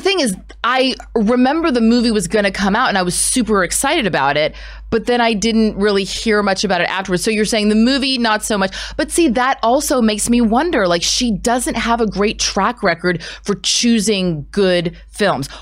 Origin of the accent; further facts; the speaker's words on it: United States; as an American actor